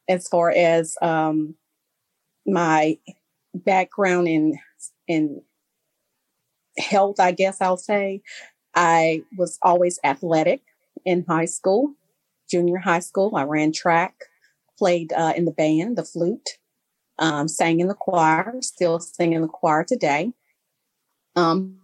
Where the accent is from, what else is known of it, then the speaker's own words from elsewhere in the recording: Memphis, Tennessee, United States; I am from Memphis, Tennessee. I grew up here